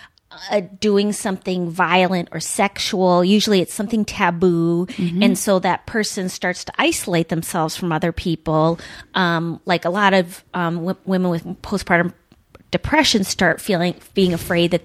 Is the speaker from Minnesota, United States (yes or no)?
yes; Duluth, Minnesota, United States; I grew up in Duluth